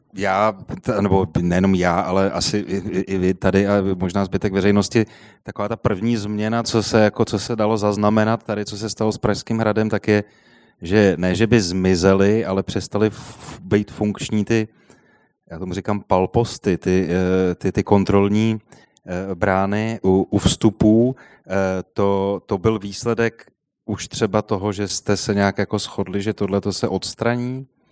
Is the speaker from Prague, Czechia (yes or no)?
yes; Prague, Czechia; jsem se narodil v Bubenči a jezdil jsem vždycky do centra